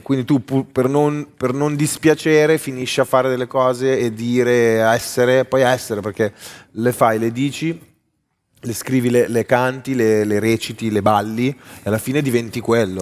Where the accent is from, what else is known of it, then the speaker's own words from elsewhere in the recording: Milan, Lombardy, Italy; sono di Milano